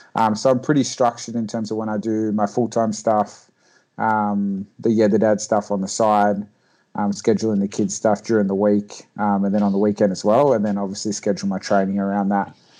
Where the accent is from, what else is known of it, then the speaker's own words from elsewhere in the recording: Port Macquarie, New South Wales, Australia; moved away as an adult; now in Sydney, Australia; From a little town called Port Macquarie, um, but moved down to Sydney about three years ago for my full time job